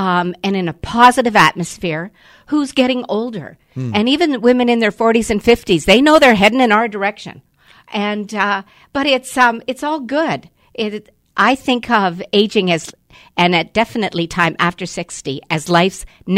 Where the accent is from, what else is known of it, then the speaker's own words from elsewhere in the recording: Gravenhurst, Ontario, Canada; And so I'm from Gravenhurst, and for the first 2 years, it sold out in Muskoka.